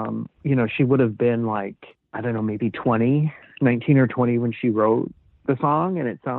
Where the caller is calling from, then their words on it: Seattle, Washington, United States; I'm calling from Seattle.